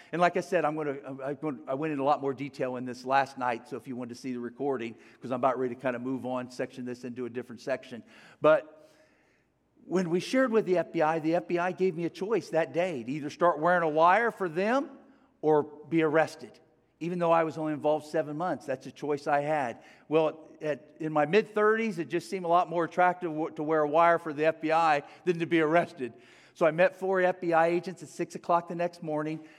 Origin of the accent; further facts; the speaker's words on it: Cincinnati, Ohio, United States; I grew up in Cincinnati, Ohio